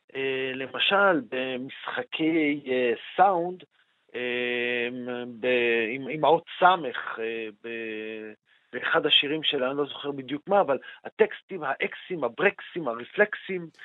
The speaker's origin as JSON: {"language": "Hebrew", "town": "Jerusalem", "region": "Jerusalem District", "country": "Israel", "said": "אני כירושלמי"}